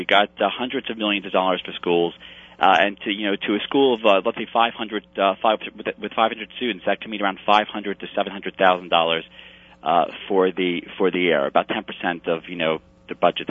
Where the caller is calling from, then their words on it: Albany, New York, United States; I'm live from Albany, and it's a pleasure to be here.